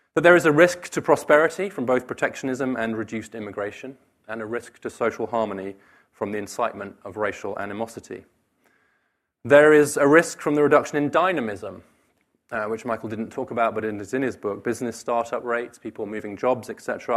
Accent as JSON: {"language": "English", "country": "United Kingdom", "moved": "yes", "said": "the U K, my home country"}